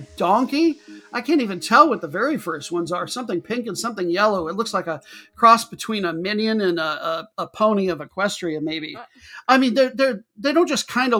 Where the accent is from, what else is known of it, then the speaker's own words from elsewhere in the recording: Midwest, United States; moved away; We're originally from the Midwest. We're not that far from the Midwest